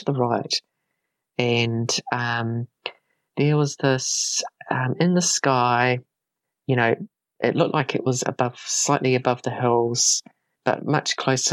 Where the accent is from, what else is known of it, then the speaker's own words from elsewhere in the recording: Carterton, Wellington, New Zealand; my hometown in Carterton